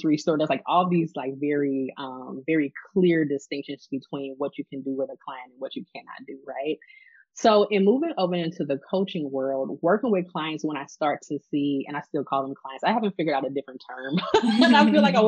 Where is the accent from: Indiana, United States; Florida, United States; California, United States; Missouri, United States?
Missouri, United States; St. Louis; I am from St. Louis. I am born and raised here